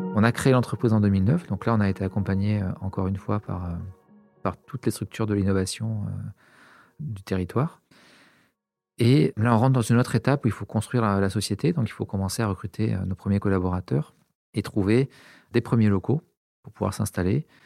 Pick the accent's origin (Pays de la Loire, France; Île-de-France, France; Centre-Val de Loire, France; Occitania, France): Occitania, France; Montpellier; J'ai grandi à Montpellier, j'ai fait mes études à Montpellier également